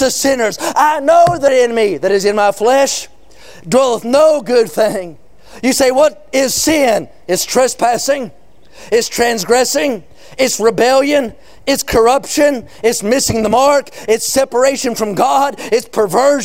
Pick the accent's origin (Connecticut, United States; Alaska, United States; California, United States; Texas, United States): California, United States; I'm a Californian, though I don't fit in well with the populace